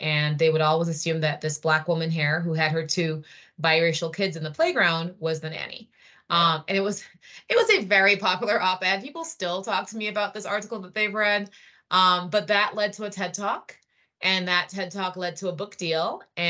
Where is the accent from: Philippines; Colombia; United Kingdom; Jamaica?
Jamaica; also born or lived in Trinidad and Tobago; But I grew up in the Caribbean and I lived in Jamaica and Trinidad. And then I went to Princeton University when I was 17.